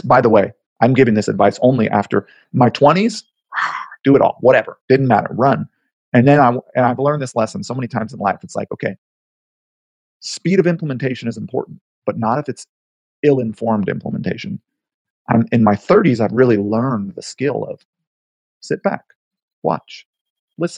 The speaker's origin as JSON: {"language": "English", "town": "Haleiwa", "region": "Hawaii", "country": "United States", "tie": "born or raised there", "moved": "as an adult", "lives_now": "New York, United States", "said": "I grew up in Hawaii, and I miss my home."}